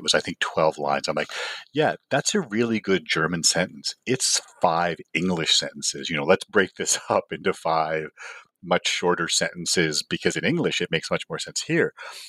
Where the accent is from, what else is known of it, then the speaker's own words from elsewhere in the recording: Toronto, Ontario, Canada; You know, growing up in Toronto is the Eastern International region.